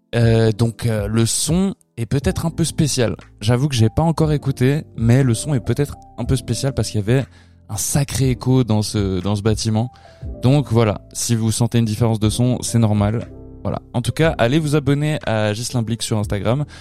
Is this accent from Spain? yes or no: yes; Spanish Basque Country, Spain; je viens du Pays basque espagnol